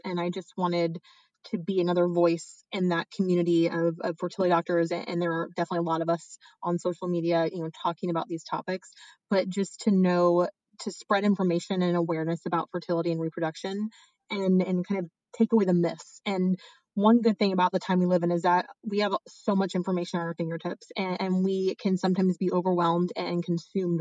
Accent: Indiana, United States; moved away as an adult; also born or lived in Texas / Los Angeles, California; now in San Francisco, United States; Originally, I'm from Indiana

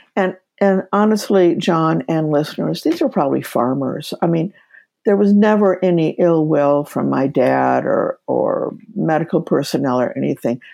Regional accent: Kansas, United States; moved away as an adult; also born or lived in Seattle, Washington; by background, I'm from Kansas.

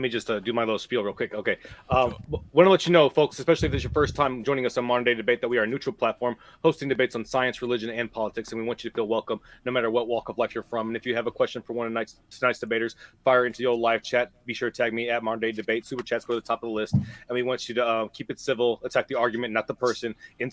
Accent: Ohio, United States; I'm from Ohio.

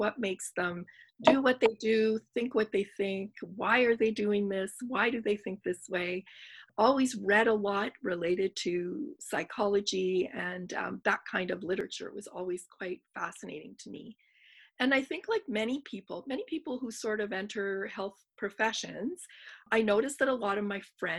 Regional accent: Montreal, Quebec, Canada; moved away; I'm from Montreal and I'm Greek and I wanted to be close to family

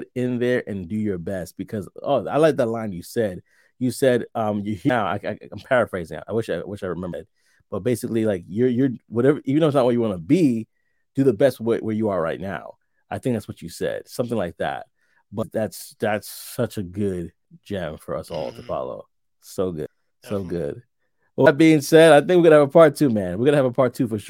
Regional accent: New York, United States; I'm from New York. So we're all melting pot over there. Brooklyn, New York originally.

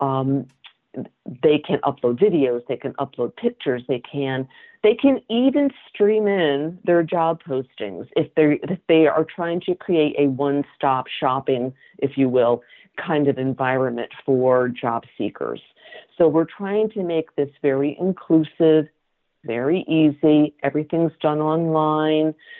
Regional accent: Connecticut, United States; also born or lived in Massachusetts; I grew up in Connecticut

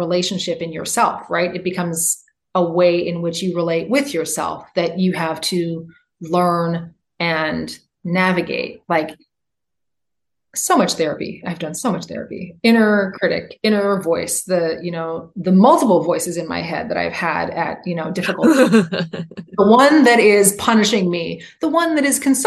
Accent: Canada; now in United States; I'm Canadian. I come from a place where it's possible to go to the doctor no matter whether or not you have a job

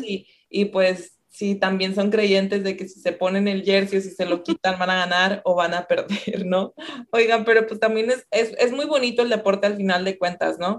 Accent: Ciudad Victoria, Tamaulipas, Mexico; Yo soy de Ciudad Victoria. Tamaulipas, por acá por el norte del país.

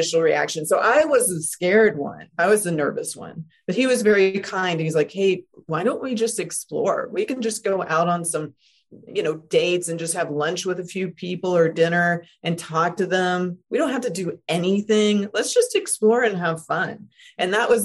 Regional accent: Deep South, United States; even though my family are like progressive Canadians, I was raised in the Deep South.

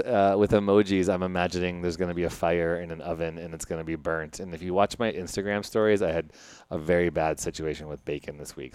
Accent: Chicago, Illinois, United States; my hometown of Chicago

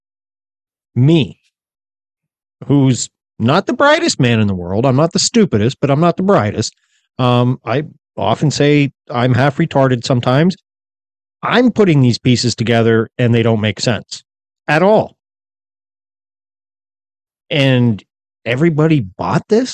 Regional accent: United States; I'm just sitting here as an American

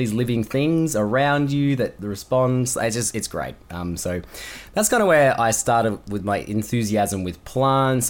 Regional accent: Perth, Western Australia, Australia; now in Melbourne, Australia; So I was born in Perth, Western Australia. I now live in Melbourne, which is on the East Coast

